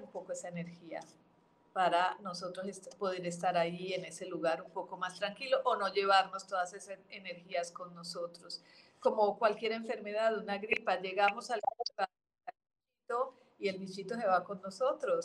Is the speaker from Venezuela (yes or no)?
no; Colombia; now in Mexico; nací en Colombia de adopción. Mi, parte eh, eh, adoptiva es México